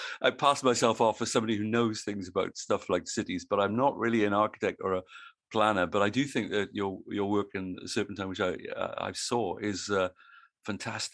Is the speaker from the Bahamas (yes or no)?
no; Wales, United Kingdom; now in Australia; I live in Australia and I'm from Wales originally